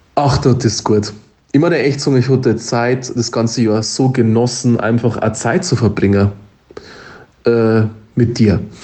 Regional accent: Upper Palatinate, Bavaria, Germany; accent: Oberpfälzer; unseren Oberpfälzer Dialekt

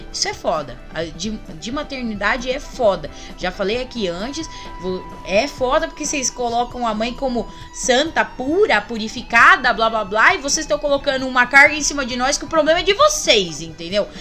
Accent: Paulista, São Paulo, Brazil

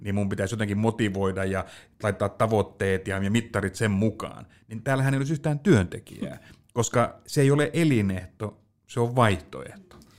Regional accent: Pöytyä, Southwest Finland, Finland; mähän on siis maalta kotoisin Pöytyältä

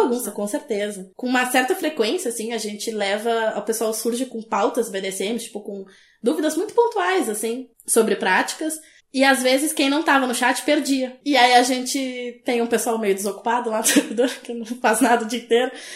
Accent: below Lagoa dos Patos, south of Rio Grande do Sul, Brazil; Eu sou do sul do Rio Grande do Sul

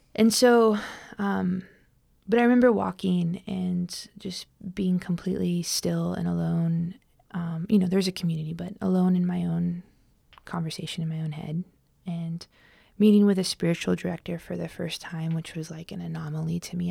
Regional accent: Southern California, United States; I grew up unchurched in Southern California

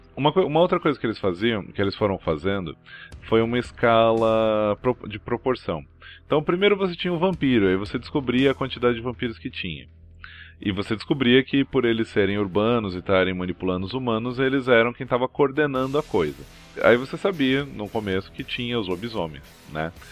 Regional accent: Brazil; a gente é do Capão ali

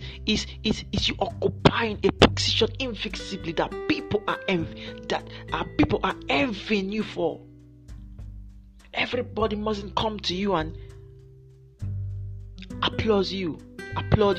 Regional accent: Nigeria; I'm from Nigeria.

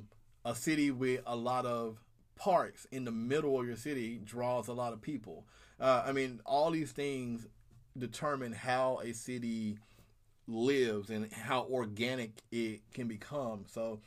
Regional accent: the South, United States; because, you know, I'm a Southerner. And to Southerners, I don't sound Southern. To Northerners, I sound country as all get out.

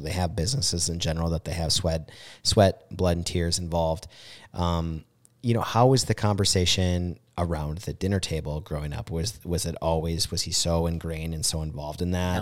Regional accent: Mankato, Minnesota, United States; I grew up on Van Brunt

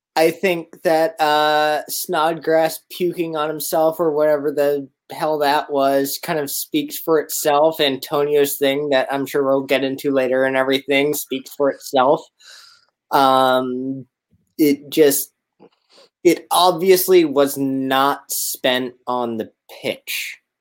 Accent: Canada; now in Richmond, Virginia, United States; I'm originally Canadian

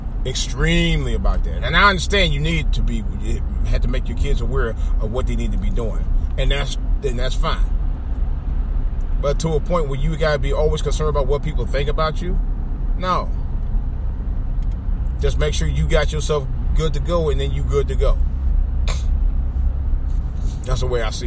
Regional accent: Cleveland, Ohio, United States; also born or lived in Washington metropolitan area (DMV); now in Washington metropolitan area, United States; growing up in Cleveland, and even since I've been down here in the DMV for the last 30 years

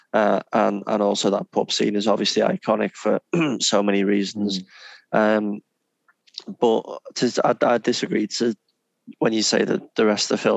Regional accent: England, United Kingdom; three English gentlemen

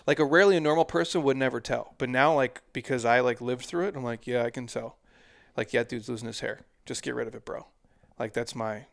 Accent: Midwest, United States; now in Scottsdale, United States; I'm a dude from the Midwest

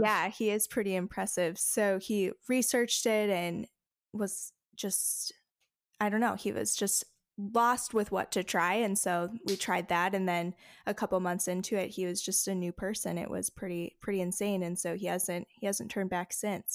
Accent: Faribault, Minnesota, United States; also born or lived in Bloomington, Minnesota; I was born in Bloomington, Minnesota, and then I grew up in Faribault, Minnesota

